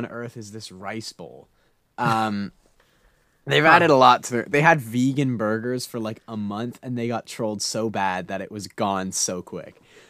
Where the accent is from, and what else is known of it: Canada